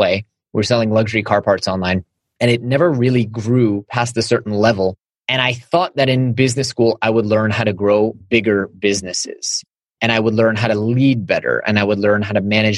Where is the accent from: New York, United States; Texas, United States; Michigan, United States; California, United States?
California, United States; Silicon Valley; growing up in Silicon Valley